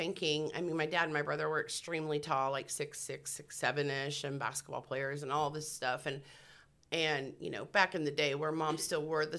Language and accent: English; Columbia, Missouri, United States; moved away; also born or lived in Texas; I grew up in the Midwest. I grew up in Columbia, Missouri, to a real Christian family.